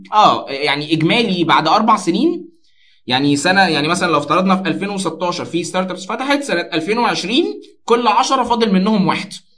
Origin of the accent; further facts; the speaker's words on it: Alexandria, Alexandria Governorate, Egypt; كانت شغاله في شركه من شركات البترول المشهوره قوي عندنا في اسكندريه